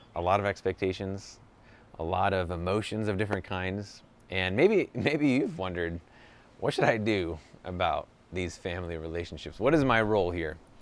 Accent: New York, United States; moved away as an adult; now in Southern California, United States; I grew up in New York, now I live in Southern California

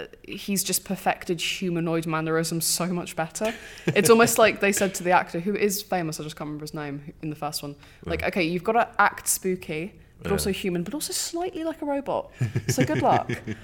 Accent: United Kingdom; We're British.

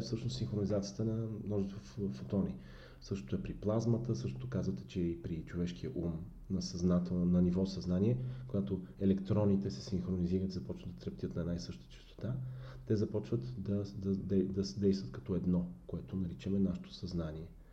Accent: Bulgaria; ние сме пословични като българи

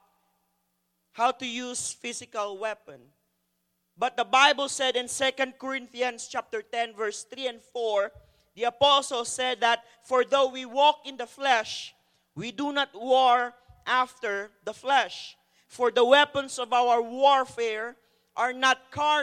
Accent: Philippines; now in Canada; as a Filipino, we have a different way of pointing directions

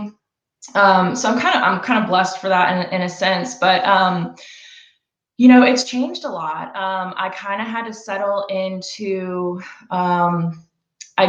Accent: Roswell, Georgia, United States; I am from Roswell, Georgia, grew up in the area

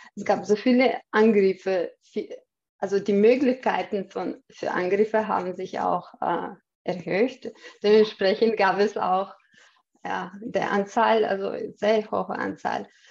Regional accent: Chechnya, Russia; German is a second language; moved away as an adult; also born or lived in Austria; now in Vienna, Austria; Ich komme aus Tschetschenien. Bin, ähm, bin äh, vor 18 Jahren mit meinem Mann äh, nach Österreich als Flüchtling gekommen.

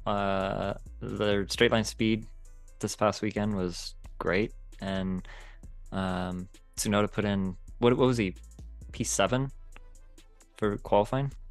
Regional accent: United States; as an American dude

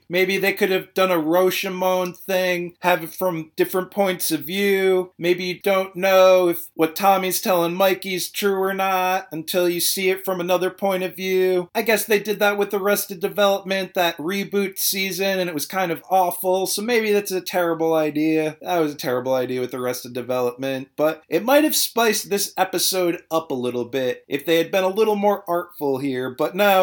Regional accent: Providence, Rhode Island, United States; I was born in Providence. I'm gonna die in Providence.

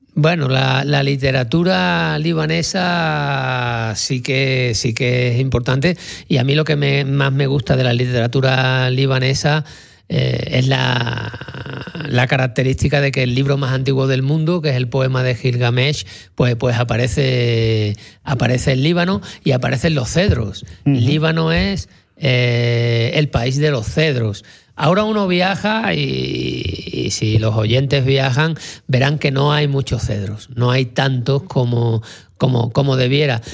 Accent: Sanlúcar de Barrameda, Andalusia, Spain; yo que soy de Sanlúcar, allí en Cádiz

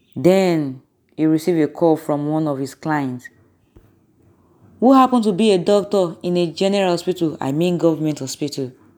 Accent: Nigeria; I'm from Nigeria.

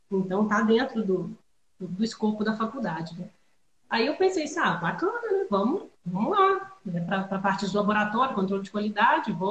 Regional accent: Juiz de Fora, Minas Gerais, Brazil; eu cresci em Juiz de Fora, onde a Ana, onde a Ana está, né

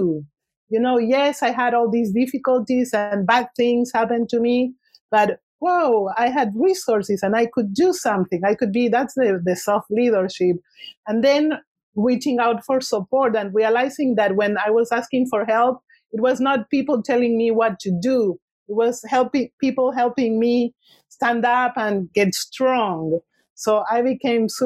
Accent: Argentina; English is a second language; moved away as an adult; now in Santa Cruz, United States; I was born in Argentina and I left in my early 30s

